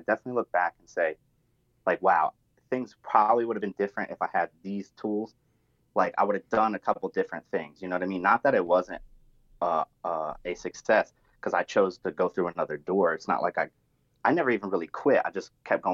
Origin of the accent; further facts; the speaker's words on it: New Jersey, United States; I'm from Jersey. So I talk like a little bit different with a little bit of slang, a little bit of foul mouth